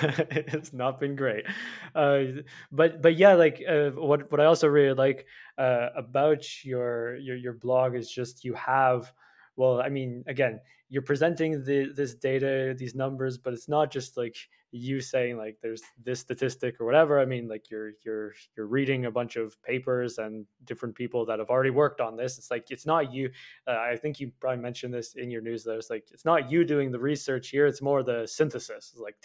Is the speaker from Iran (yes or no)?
no; Canada; So like I'm from Canada, it is very cold even right now